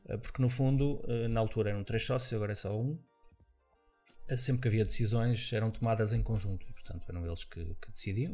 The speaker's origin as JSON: {"language": "Portuguese", "town": "Viana do Castelo", "region": "Norte", "country": "Portugal", "tie": "born or raised there", "also_born_or_lived": "Mozambique / Vila Real / Lisbon", "moved": "as an adult", "said": "vim para Portugal com 5 anos de idade. Uh, vim para Viana do Castelo, portanto, onde passei lá a minha infância toda."}